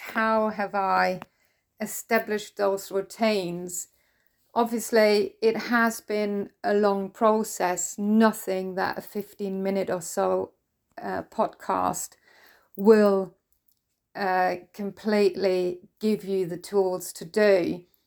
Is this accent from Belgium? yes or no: no; Germany; English is a second language; I'm German, I'm not a native English speaker